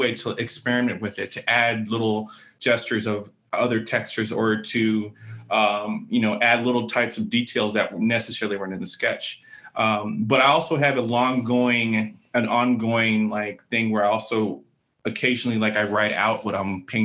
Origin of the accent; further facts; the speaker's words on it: San Jose, California, United States; also born or lived in Oakland, California; growing up primarily my younger years in San Jose